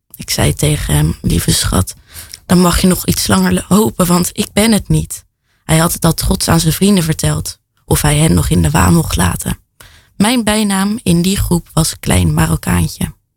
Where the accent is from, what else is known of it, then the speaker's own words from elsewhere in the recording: The Hague, South Holland, Netherlands; Ik kom uit Den Haag